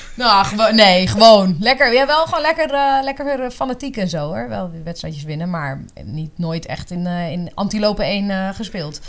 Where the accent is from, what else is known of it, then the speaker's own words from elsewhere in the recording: Leusden, Utrecht, Netherlands; ik kom uit Leusden en dat eh, is een dorp bij Amersfoort